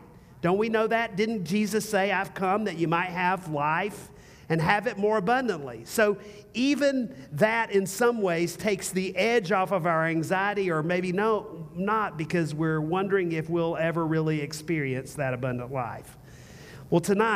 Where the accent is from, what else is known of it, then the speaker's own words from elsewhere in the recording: the South, United States; also born or lived in North Carolina; now in Austin, United States; I'm from the South